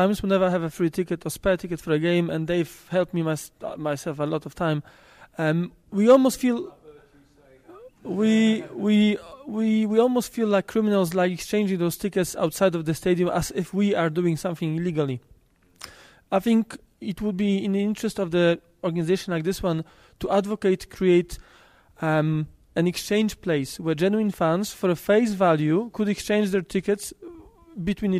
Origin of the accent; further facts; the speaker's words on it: Poland; I'm from Poland